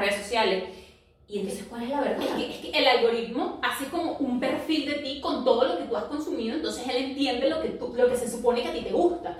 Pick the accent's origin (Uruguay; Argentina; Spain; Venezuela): Venezuela; now in Lima, Peru; somos inmigrantes, vivimos en otro país diferente, un país diferente al de nuestras familias o nuestra región, porque somos venezolanas y vivimos en Lima